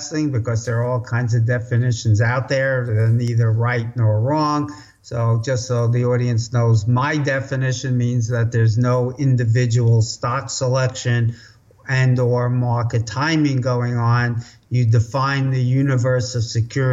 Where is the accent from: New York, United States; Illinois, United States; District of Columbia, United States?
New York, United States; New York City; I grew up in New York City, as your guests can probably already tell from that accent. You can take the boy out of the Bronx, but not the Bronx out of the boy